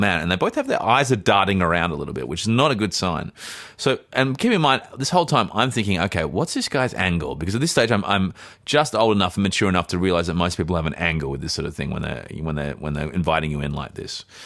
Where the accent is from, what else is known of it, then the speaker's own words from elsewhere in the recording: Australia; I'm actually, um, I'm from Australia